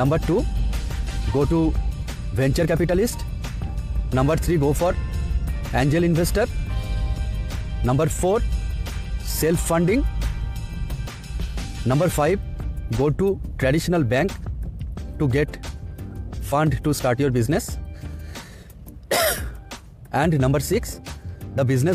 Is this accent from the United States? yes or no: no; India; I am from India